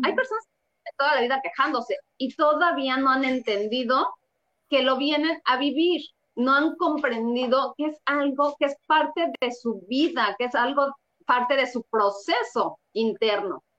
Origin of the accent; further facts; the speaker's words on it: Mexico City, Mexico; yo nací en el DF